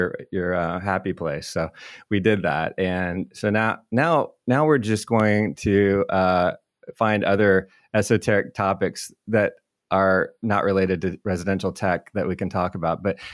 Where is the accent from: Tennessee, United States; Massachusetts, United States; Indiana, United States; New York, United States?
Indiana, United States; Indianapolis; I live in Indy. It was going to be very easy for me. As much as I hate travel and social interaction or dread it, having it in my hometown, my backyard